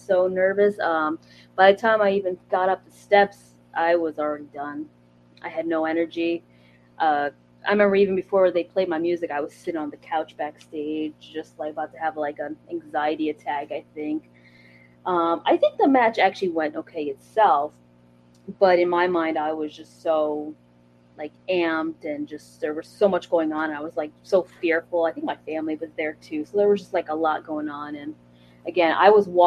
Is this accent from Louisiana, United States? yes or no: no; Pennsylvania, United States; moved away as an adult; also born or lived in Scranton, Pennsylvania; now in Florida, United States; I'm originally from the Pennsylvania area